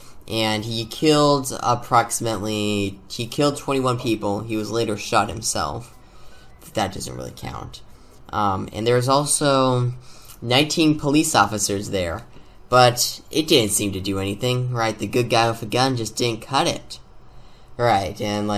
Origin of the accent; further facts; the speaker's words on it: Arizona, United States; my home state of Arizona